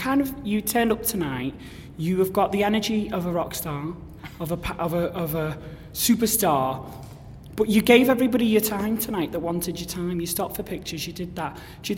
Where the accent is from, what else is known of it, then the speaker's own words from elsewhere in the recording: Liverpool, North West England, United Kingdom; moved away as an adult; now in Manchester, United Kingdom; I'm actually from Liverpool. I've lived here for 8 years